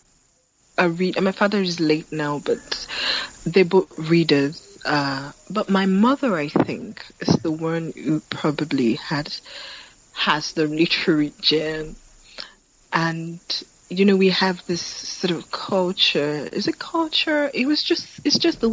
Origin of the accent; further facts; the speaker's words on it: Ilesha, Osun, Nigeria; also born or lived in Lagos, Nigeria; Shortly after that, my parents moved.